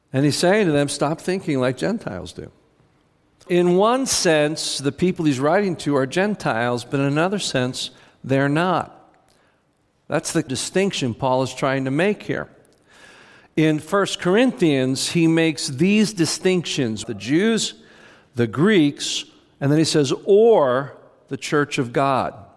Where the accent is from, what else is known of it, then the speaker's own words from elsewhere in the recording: United States; we're Americans